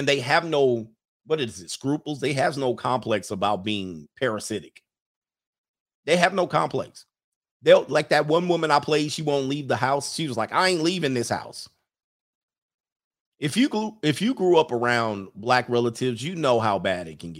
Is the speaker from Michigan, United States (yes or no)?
no; Southern California, United States; moved away as an adult; now in Las Vegas, United States; I'm from Southern California